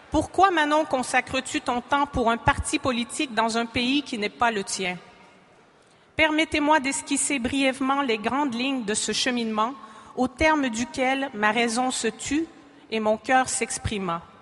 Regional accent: Quebec, Canada; first language French; En tant que Québécoise, j'éprouve une immense fierté d'être née dans une culture dont les valeurs de liberté, d'égalité et de fraternité perdurent contre vents et marées.

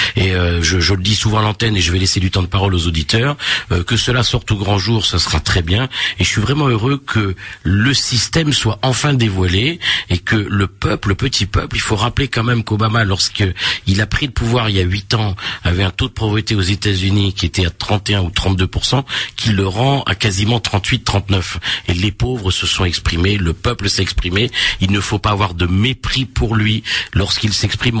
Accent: Réunion; moi je suis réunionnais

